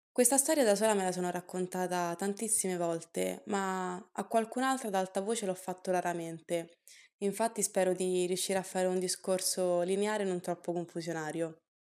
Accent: Italy; sono nata e cresciuta in Italia

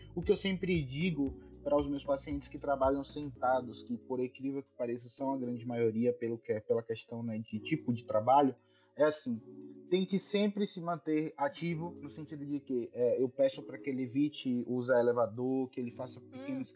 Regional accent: Bahia, Brazil; sou aqui da Bahia

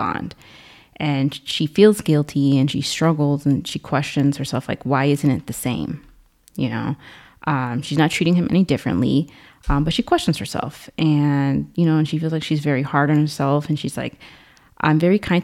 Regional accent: Chicago, Illinois, United States; we're from the Shy.

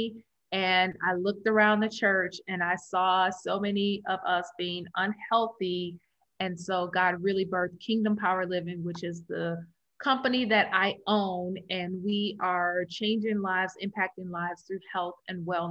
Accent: Chicago, Illinois, United States; also born or lived in Maryville, Missouri; I am born and raised in Chicago. I am a city girl

